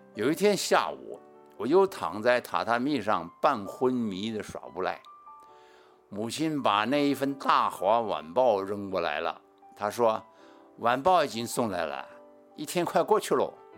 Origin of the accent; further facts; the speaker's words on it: Beijing, China; accent: authentic Beijing accent; moved away; also born or lived in Taiwan; 他对我的正宗北京腔啊还挺满意的吧